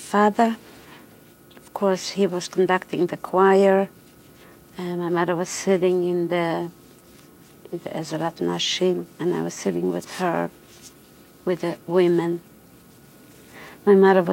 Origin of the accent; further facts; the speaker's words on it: Vilnius, Vilnius County, Lithuania; I was born in Vilna into a very musical family.